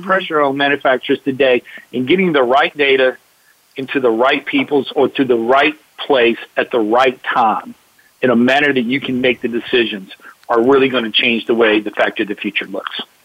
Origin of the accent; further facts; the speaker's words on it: Atlanta, Georgia, United States; growing up in Atlanta